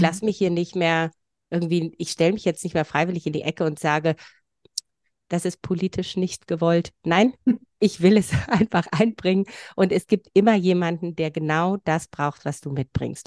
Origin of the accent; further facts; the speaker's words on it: Transylvania, Romania; now in Germany; Ich komme von woanders. Also ich komme aus Rumänien, da von so einem kleinen Volksstamm.